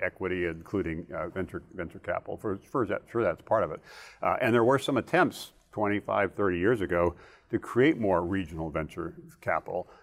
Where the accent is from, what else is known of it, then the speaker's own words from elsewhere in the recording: Hawaii, United States; moved away; also born or lived in Northern Virginia; growing up in, in, in, uh, in Hawaii